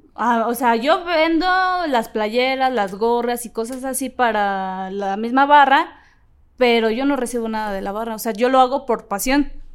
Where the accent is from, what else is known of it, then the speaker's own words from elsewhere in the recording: Ecatepec, State of Mexico, Mexico; el barrio de Catepec, que es de donde yo soy